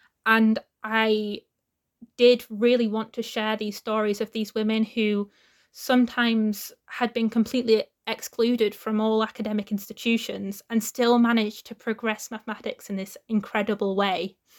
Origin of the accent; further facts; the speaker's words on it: Wakefield, Yorkshire and the Humber, United Kingdom; I'm from Wakefield